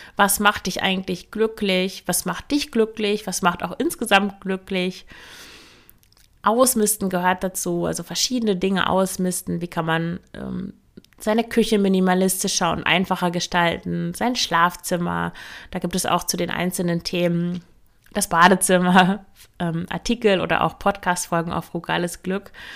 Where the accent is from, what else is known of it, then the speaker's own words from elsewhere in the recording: Emsland, Lower Saxony, Germany; moved away as an adult; also born or lived in Leipzig; ich komme aus dem Emsland, das ist der Landkreis Unterostfriesland an der niederländischen Grenze